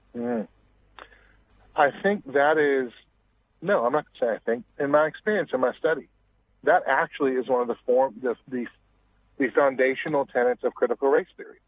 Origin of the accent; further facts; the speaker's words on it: Washington, United States; I'm originally from Washington State